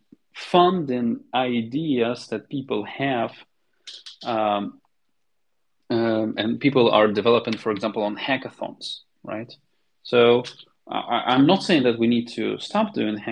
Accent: Kharkiv, Kharkiv Oblast, Ukraine; I'm from Kharkiv, Ukraine

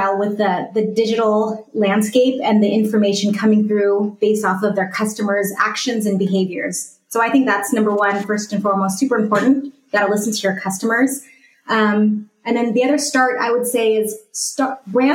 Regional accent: California, United States; I'm from California

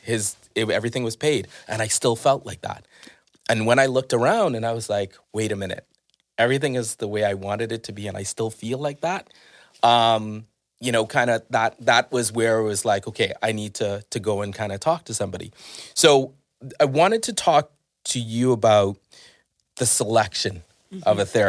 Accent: Bahamas; growing up in the Bahamas, was there was always this saying that if you had a nervous breakdown

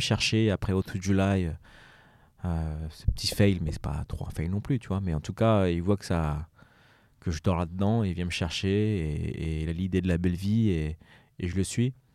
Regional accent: Évry, Île-de-France, France; moved away; also born or lived in Paris / United States; Je viens du quartier d'Evry, d'Evry, des Pyramides

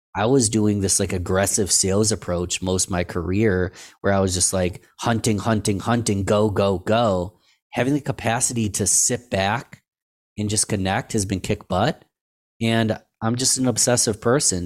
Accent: Rochester, New York, United States; in my hometown, Rochester, New York.

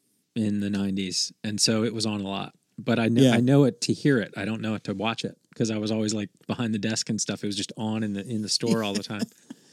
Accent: East Coast, United States; I'm a guy from the East Coast.

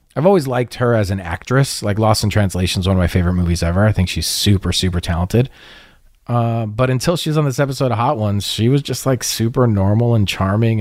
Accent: Poway, California, United States; Talked about my hometown.

